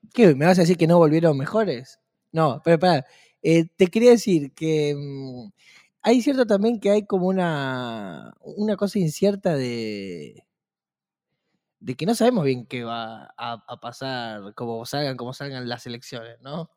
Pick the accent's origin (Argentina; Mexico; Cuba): Argentina